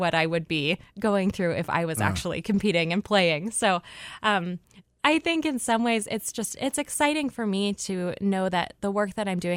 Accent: Port Huron, Michigan, United States; now in Ann Arbor, United States; I'm from Michigan, from the Port Huron area, but call myself a transplant to Ann Arbor at this point

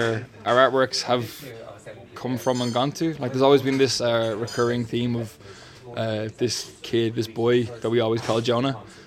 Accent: Dublin, Leinster, Ireland; I'm from Finglas.

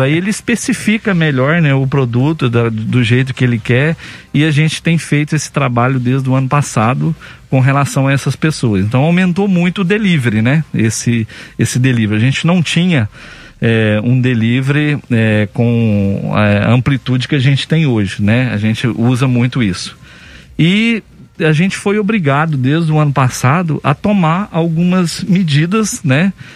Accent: Campo Belo, Minas Gerais, Brazil; na minha cidade natal, por exemplo, Campo Belo

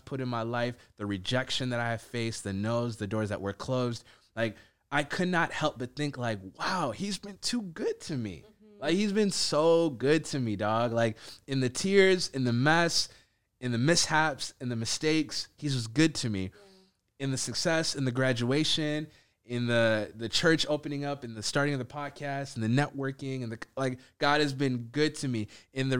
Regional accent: Minneapolis, Minnesota, United States; I live in Minneapolis, that I grew up in Minneapolis. It's a grace that I'm Ethiopian

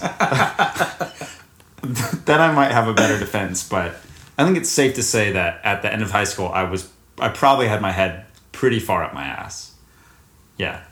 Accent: Charlotte, North Carolina, United States; I was born at the Presbyterian Hospital in Charlotte, North Carolina, and I lived at the house on Westfield Road until second grade when I moved to 1111 Linganore Place

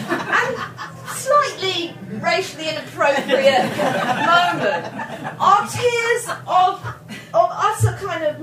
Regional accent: England, United Kingdom; we're very English, me and my friend

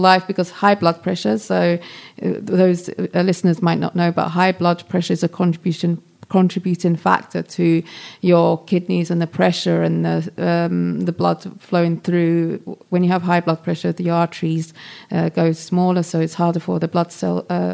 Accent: London, United Kingdom; I grew up in London.

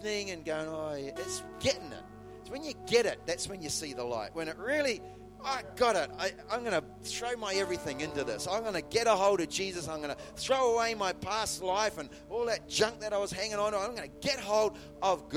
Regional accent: New Zealand; in the town where I was born in New Zealand

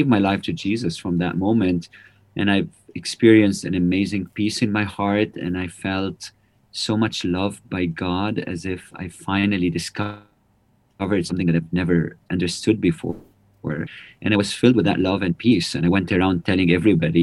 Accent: Lebanon; also born or lived in Prague, Czech Republic; I'm from Lebanon. I was born in 1975, and that was the time when the civil war started in Lebanon

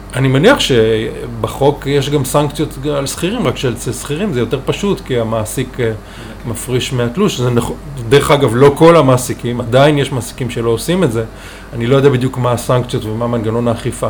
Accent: Israel; also born or lived in Chicago, United States; אני מושבניק שבחר בלימודי כלכלה חקלאית

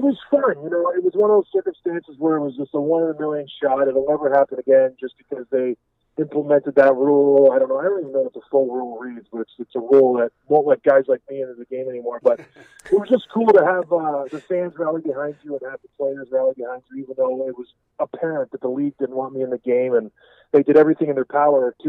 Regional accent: Edmonton, Alberta, Canada; also born or lived in Houghton, Michigan, United States; now in Traverse City, United States; I was born in Edmonton, Alberta, Canada

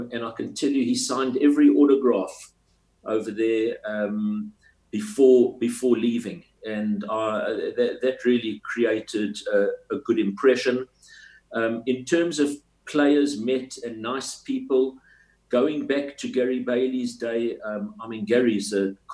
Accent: South Africa; I was from South Africa

